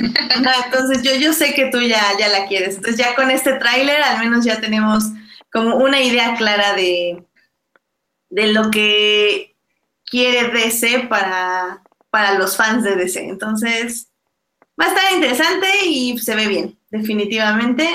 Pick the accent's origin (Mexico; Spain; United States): Mexico; como mexicanos